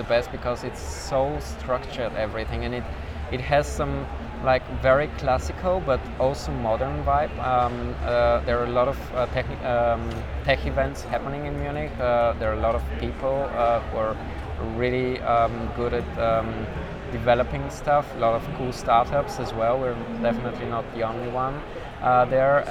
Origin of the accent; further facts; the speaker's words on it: Sofia, Sofia City, Bulgaria; also born or lived in Plovdiv; I'm coming from Sofia